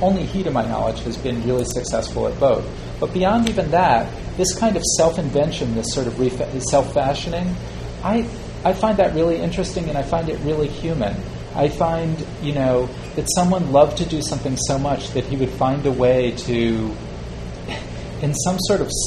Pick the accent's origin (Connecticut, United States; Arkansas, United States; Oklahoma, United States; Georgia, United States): Connecticut, United States; New Haven; I live in New Haven. That's my home.